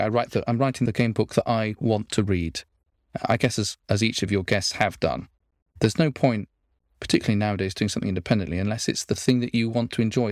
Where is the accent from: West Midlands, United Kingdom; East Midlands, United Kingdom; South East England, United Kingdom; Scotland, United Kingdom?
East Midlands, United Kingdom; Nottingham; I come from Nottingham, and one of my, our local hero there is Robin Hood